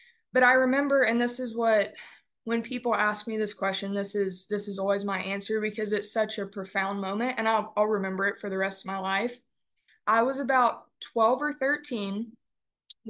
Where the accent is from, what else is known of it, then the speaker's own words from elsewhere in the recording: Beeville, Texas, United States; now in Canyon, United States; I am from Beeville, Texas. I was born and raised on our family-owned and operated ranch there in Bee County